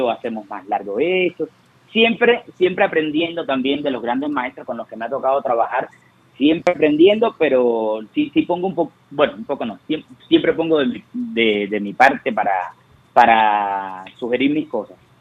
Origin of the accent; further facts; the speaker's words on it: Cuba; moved away; cuando yo salí de Cuba